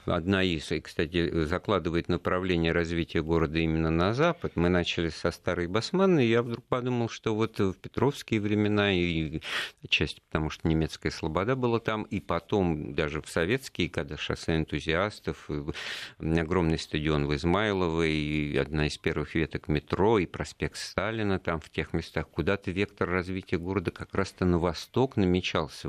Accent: Moscow, Russia; как два старых коренных э, москвича

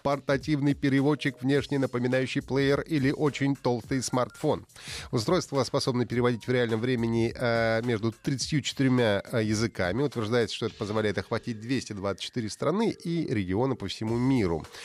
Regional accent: Urals, Russia; Их детство прошло на Урале, как у нас с Павлом

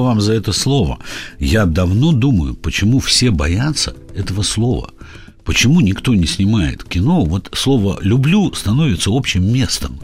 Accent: Odesa, Odesa Oblast, Ukraine; moved away as an adult; also born or lived in Saint Petersburg, Russia; now in Moscow, Russia; Я, как, как Жванецкий, родился в Одессе, поработал, помучился в Петербурге и вернулся в Москву

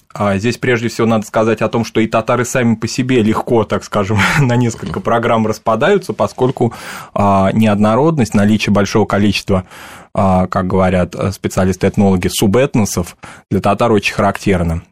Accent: Moscow, Russia; у нас дома в Москве, я вырос в Москве, а, если говорить так, субботнически в Мишарской семье

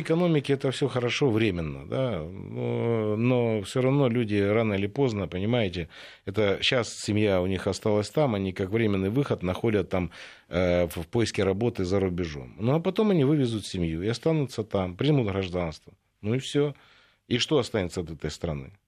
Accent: Ukraine; now in Russia

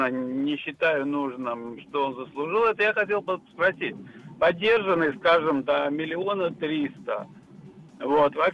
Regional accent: Moscow, Russia; мне приятно. 57 лет, я из Москвы.

